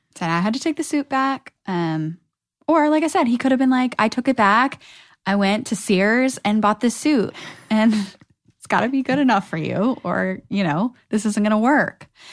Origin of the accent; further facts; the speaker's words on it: Virginia, United States; moved away as an adult; now in Los Angeles, United States; I'm from Virginia